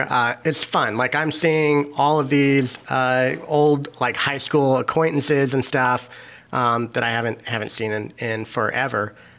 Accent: Kansas, United States; now in Chicago, United States; back in Kansas, back, you know, my home state.

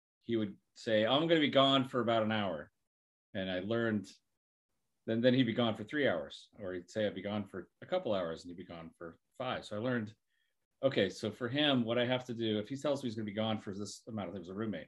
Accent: Oregon, United States; moved away; also born or lived in California; I grew up in Oregon

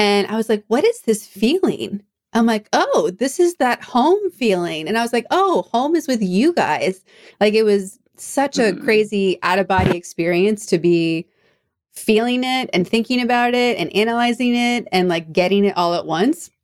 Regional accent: East Coast, United States; also born or lived in Europe; now in Orange County, United States; I'm from the East Coast originally

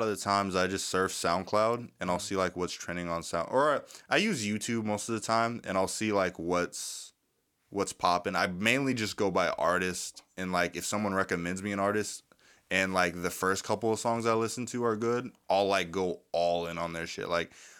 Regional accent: Virginia, United States; Virginia, VA, two VA. Up, two down.

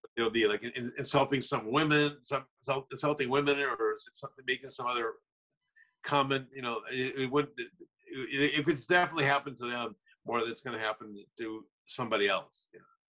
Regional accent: Minnesota, United States; now in Los Angeles, United States; I'm originally from Minnesota.

